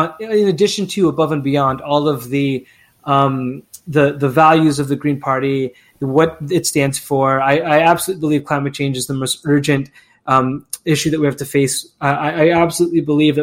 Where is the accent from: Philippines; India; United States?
Philippines; now in Canada; I'm Filipino Canadian and an immigrant